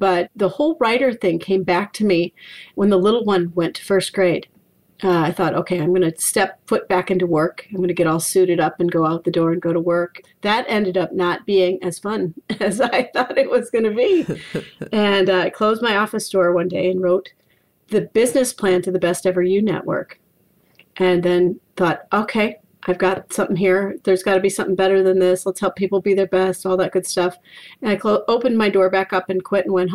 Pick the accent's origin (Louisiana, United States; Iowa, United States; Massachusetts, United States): Iowa, United States; also born or lived in Minneapolis, Minnesota; now in Maine, United States; I live in Maine. I was born in Minneapolis, raised in Iowa